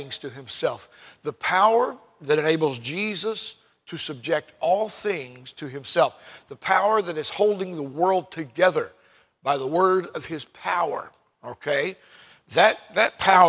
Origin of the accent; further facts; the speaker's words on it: United States; I'm an American citizen